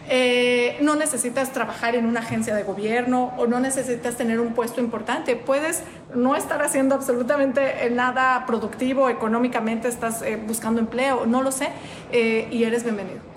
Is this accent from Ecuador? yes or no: no; Mexico; moved away as an adult; now in Bloomington, United States; en mi país, en México.